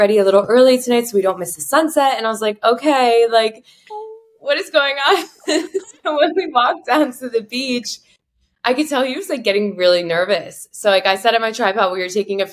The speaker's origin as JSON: {"language": "English", "region": "South Florida", "country": "United States", "moved": "yes", "lives_now": "New York, United States", "said": "I'm from South Florida."}